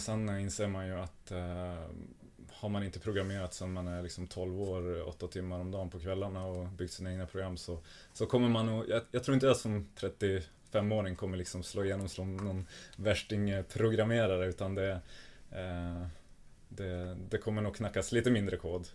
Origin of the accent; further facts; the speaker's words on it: Norrland, Sweden; also born or lived in Norway; som norrlänning så har man väl inte, man har växt upp med att det eh, här spelar vi ur och skur